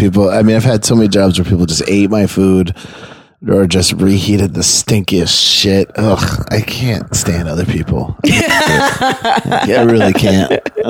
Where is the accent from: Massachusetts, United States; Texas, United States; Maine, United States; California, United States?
Maine, United States; I was born in Maine